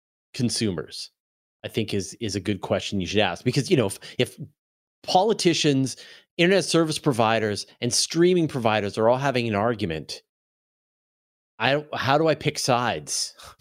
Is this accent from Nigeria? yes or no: no; Canada; I'm a Canadian.